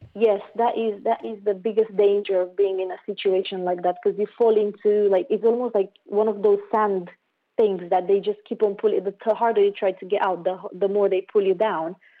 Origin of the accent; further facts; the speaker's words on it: Romania; I grew up in Romania